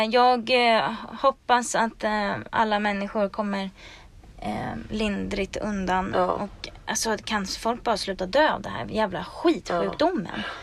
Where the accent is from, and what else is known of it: Sweden; now in Los Angeles, United States